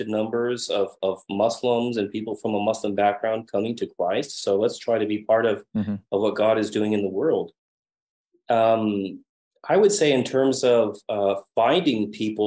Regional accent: United States; moved away; also born or lived in Madrid, Spain; I'm American

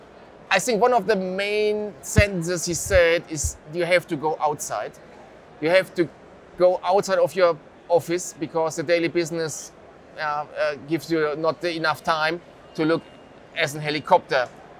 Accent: Germany; English is a second language; we are from Germany

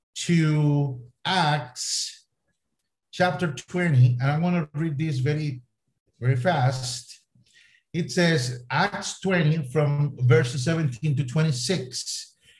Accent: Costa Rica; first language Spanish; English is a second language; moved away as an adult; also born or lived in Jordan / Boise, Idaho, United States; now in Spain; So I was born in Costa Rica. I am Latin American, Latin American by the grace of God. So my first language is Spanish

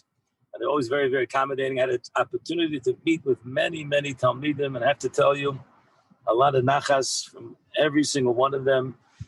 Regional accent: Israel; And then I tell him, I'm a Yid, I'm from Eretz Yisrael.

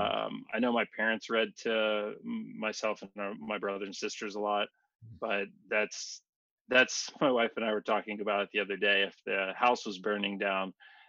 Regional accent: Louisiana, United States; moved away; also born or lived in Anchorage, Alaska / Houston, Texas; I was born in Alaska and then raised in Louisiana since I was six

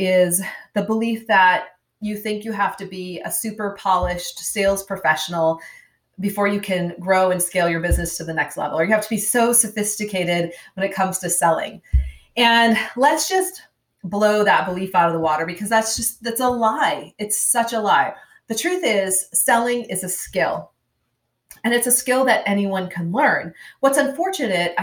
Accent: Minnesota, United States; I'm from Minnesota, grew up on the farm.

